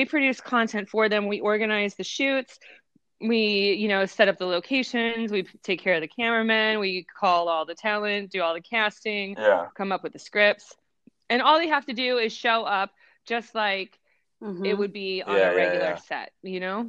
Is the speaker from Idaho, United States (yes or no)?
no; Cincinnati, Ohio, United States; I grew up in Cincinnati